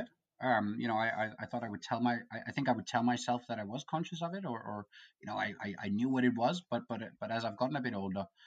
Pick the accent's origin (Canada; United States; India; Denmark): Denmark; Copenhagen, Capital Region of Denmark; I come from Copenhagen, Denmark.